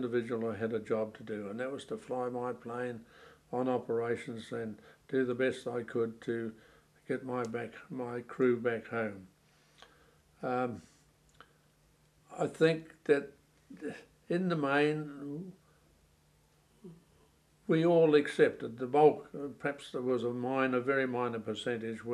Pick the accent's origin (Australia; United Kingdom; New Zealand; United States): New Zealand; myself as a New Zealander